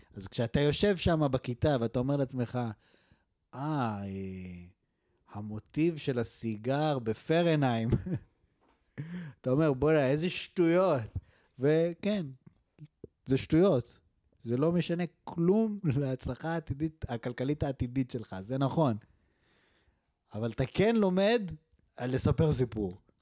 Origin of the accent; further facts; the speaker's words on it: Israel; moved away; also born or lived in Canada; בתור ישראלים בגילנו